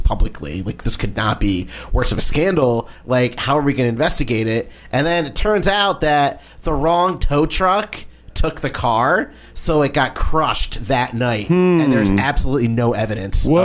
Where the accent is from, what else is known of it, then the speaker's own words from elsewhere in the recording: Connecticut, United States; I am from Connecticut